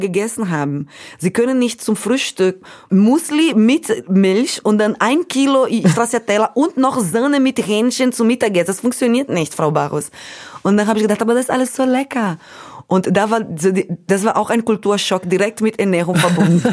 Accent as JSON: {"language": "German", "country": "Brazil", "second_language": "German", "moved": "yes", "said": "ich habe Deutsch gelernt mit einem holländischen Freund von meinen Eltern in Brasilien"}